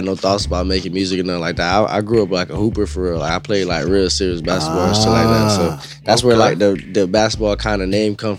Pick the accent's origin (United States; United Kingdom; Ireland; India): United States; Kissimmee, Florida; also born or lived in Brooklyn, New York; now in Orlando, United States; So yeah, I grew up in like Kissimmee, Poinciana type shit. I was born in Brooklyn, New York, but I moved out here when I was like 5 or 6. So you know what I'm saying? I'm really from Florida.